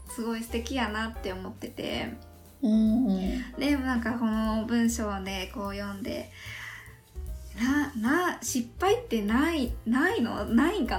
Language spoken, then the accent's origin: Japanese; Yamaguchi, Japan; born or raised there